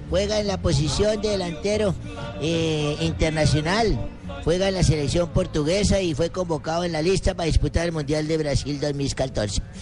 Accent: Colombia; me emocionaba escuchar ese disco. Soy colombiano.

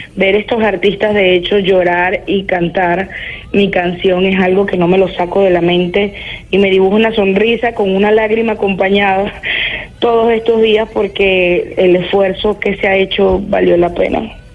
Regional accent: Venezuela; moved away as an adult; now in Lima, Peru; mi país ahorita no le ofrece nada a nadie y de igual forma me tocó irme

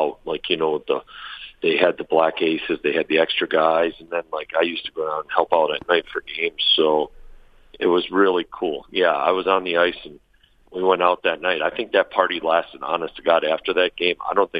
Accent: Rome, New York, United States; I'm from a little town in upstate New York called Rome. {S7} Okay. {S8} And I was born and raised there. Rome is like 10 minutes west of Utica.

